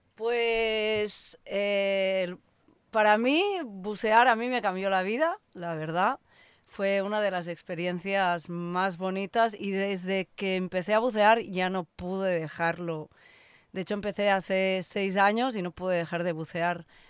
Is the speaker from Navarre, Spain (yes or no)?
no; Barcelona, Catalonia, Spain; now in Cabo Pulmo, Mexico; yo soy de Barcelona, España